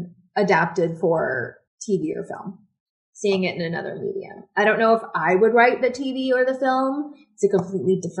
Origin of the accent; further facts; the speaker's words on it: Washington, District of Columbia, United States; moved away as an adult; also born or lived in Buenos Aires, Argentina; I'm from Washington, D.C., and I live